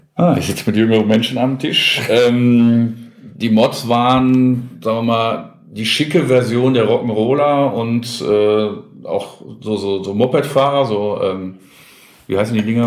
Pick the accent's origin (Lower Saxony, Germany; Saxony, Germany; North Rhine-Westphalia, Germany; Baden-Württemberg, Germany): North Rhine-Westphalia, Germany; Gelsenkirchen; ich bin in Gelsenkirchen geboren